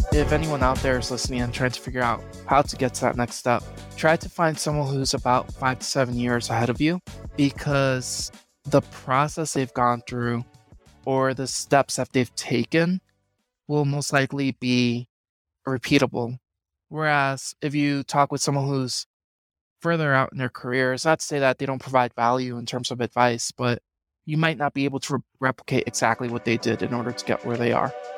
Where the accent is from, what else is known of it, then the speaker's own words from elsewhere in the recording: New York City, New York, United States; moved away as an adult; also born or lived in Boston / Puerto Rico (ancestry); I'm originally from the Bronx in New York